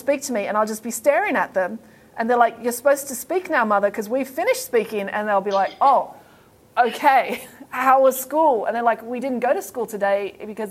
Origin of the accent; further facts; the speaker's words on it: Bowral, New South Wales, Australia; my hometown, Bowral, it's a very, very nice, pretty country town.